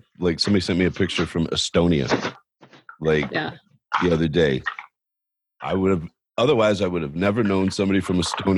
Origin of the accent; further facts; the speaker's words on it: Washington, District of Columbia, United States; I said, D.C.